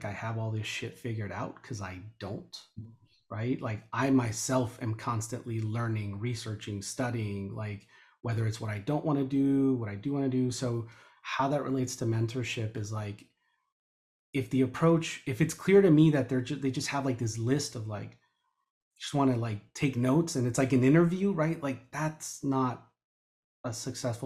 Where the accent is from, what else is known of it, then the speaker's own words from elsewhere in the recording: León, Guanajuato, Mexico; I was born in León, Guanajuato